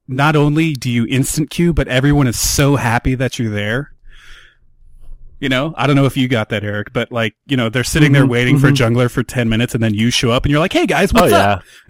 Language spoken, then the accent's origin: English; United States; I'm American.